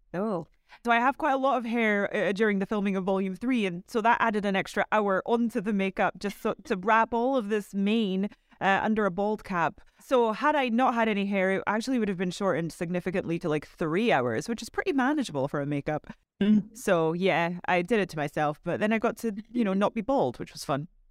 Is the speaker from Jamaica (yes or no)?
no; Scotland, United Kingdom; so I'm from Scotland